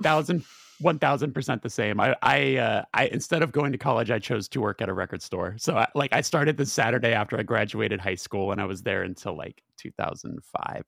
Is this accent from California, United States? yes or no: yes; Burbank, California, United States; I'm from Burbank